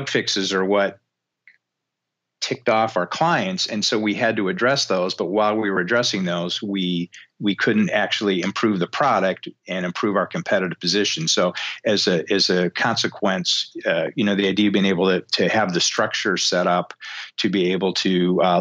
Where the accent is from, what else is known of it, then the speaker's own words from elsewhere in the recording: Detroit, Michigan, United States; now in Beaufort, United States; growing up in Detroit, I've spent a lot of time in, you know, million square foot auto plants